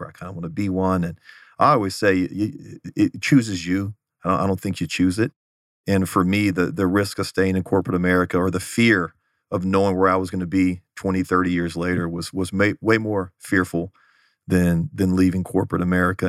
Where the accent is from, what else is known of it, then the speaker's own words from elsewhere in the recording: Houston, Texas, United States; moved away as an adult; also born or lived in Los Angeles; now in Phoenix, United States; I grew up in the Houston area